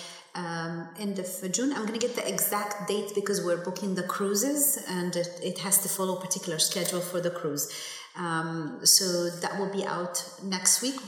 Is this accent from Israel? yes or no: no; Egypt; first language Arabic; English is a second language; as an Egyptian artist